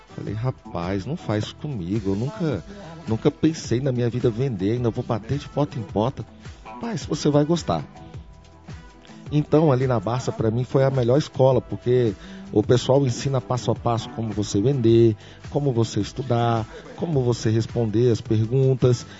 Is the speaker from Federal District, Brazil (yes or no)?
yes; Brasília, Federal District, Brazil; nasci aqui em Brasília